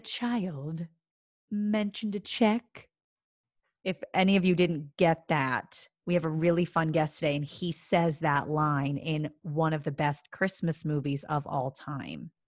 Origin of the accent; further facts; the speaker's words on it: Philadelphia, Pennsylvania, United States; moved away; I'm from Philadelphia, and for some reason there we say florists, not florists, so I get really self-conscious saying it.